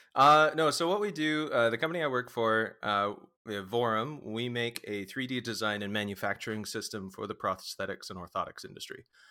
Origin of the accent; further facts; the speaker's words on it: Vancouver, British Columbia, Canada; also born or lived in Oregon; we're, we're from Vancouver, uh, I think I was born even in, uh, Saint Paul's in downtown